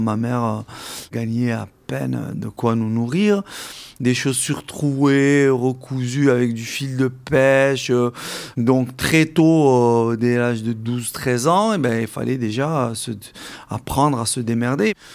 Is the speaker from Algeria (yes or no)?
yes; Algeria; now in France; La moitié de mes camarades de classe euh, avec qui j'ai grandi en Algérie